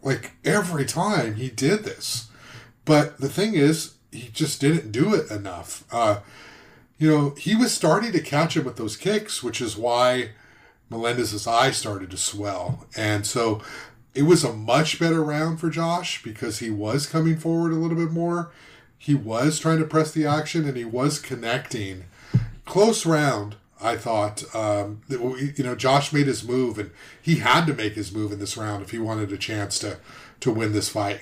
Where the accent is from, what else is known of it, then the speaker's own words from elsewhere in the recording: Southern California, United States; I'm from Southern California.